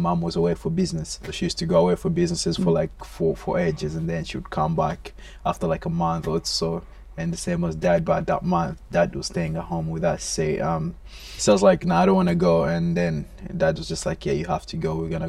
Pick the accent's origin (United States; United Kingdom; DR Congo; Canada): DR Congo; moved away; And again, I came from the Congo, one of the richest place in the world, mineral wise, in terms of resources and stuff. There's always wars going on there, so life there, it's not really as sustainable as it's supposed to be over here.